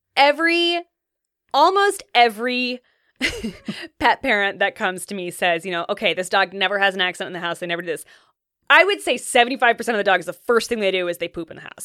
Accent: Ithaca, New York, United States; moved away as an adult; also born or lived in New England; now in Seattle, United States; My family's from upstate New York, and, um, grew up kind of between there and New England.

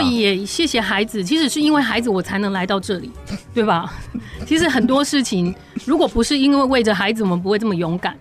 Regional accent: Pingtung, Pingtung County, Taiwan; moved away; also born or lived in Penghu; 我自己是在屏东市区长大

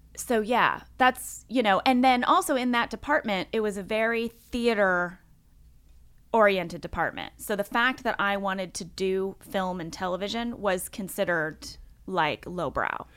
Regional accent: St. Louis, Missouri, United States; moved away; also born or lived in Fort Wayne, Indiana; Grew up in Saint Louis, Missouri. I was born in Fort Wayne, Indiana, um, but I lived in Sa-, I grew up in Saint Louis, Missouri

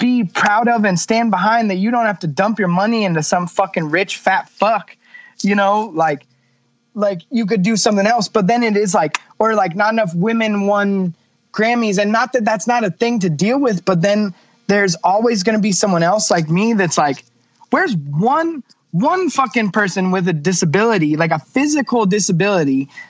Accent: California, United States; and growing up in California, you forget how the rest of the world actually is

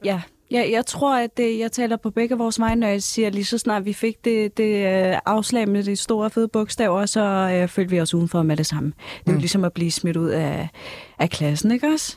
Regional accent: North Zealand, Capital Region of Denmark, Denmark; also born or lived in Hvidovre; opvokset i Nordsjælland

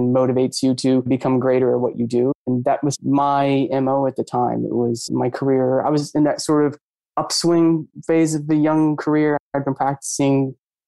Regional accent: Maine, United States; I grew up in Maine

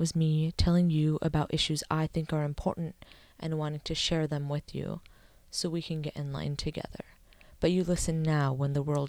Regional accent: California, United States; Why didn't you listen when it was me telling you about my experiences growing up in the Bay and how I felt oppressed

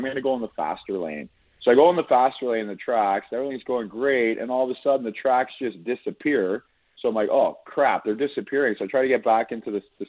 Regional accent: Niagara, Ontario, Canada; moved away; also born or lived in Winnipeg, Canada; I'm from Niagara

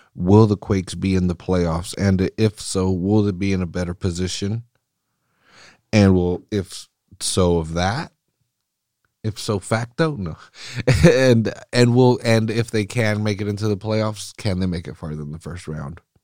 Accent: Mexico; first language Spanish; English is a second language; I'm, I'm Mexican. I, I, Spanish was my first language, and I'm terrible at it now

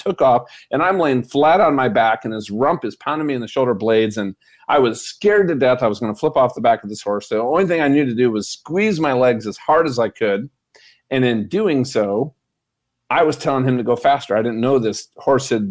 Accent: Minnesota, United States; I'm from Minnesota

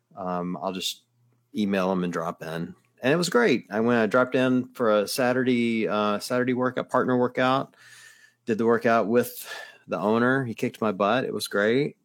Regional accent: the South, United States; I grew up in the South

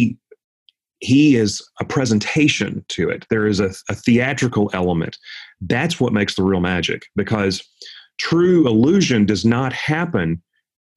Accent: Jackson, Tennessee, United States; I grew up in Jackson, Tennessee

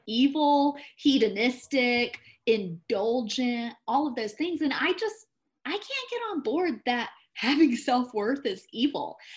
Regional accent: the South, United States; moved away as an adult; now in Colorado, United States; I'm from the South. I know how to be polite. I know how to be an ideal Christian Southern woman

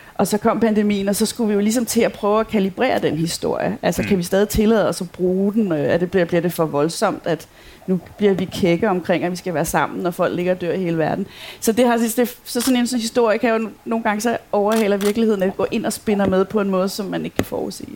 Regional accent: Copenhagen, Capital Region of Denmark, Denmark; moved away as an adult; now in Aarhus, Denmark; som man jo godt kan høre, så er jeg ikke fra Aarhus. jeg kommer fra København

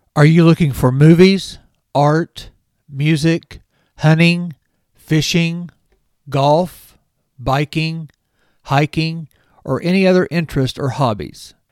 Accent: near Springfield, Missouri, United States; Missouri State's campus is just fifteen miles from my hometown

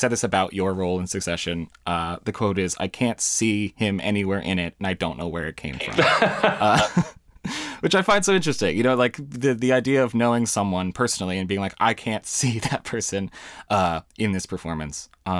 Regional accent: United States; I think I'm allowed to say this as an American.

